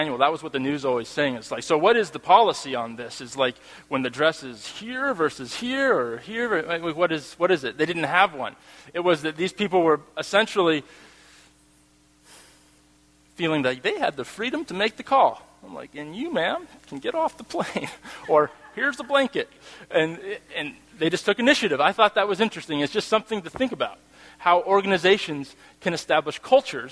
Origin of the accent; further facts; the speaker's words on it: United States; I'm American. Norwegian-American.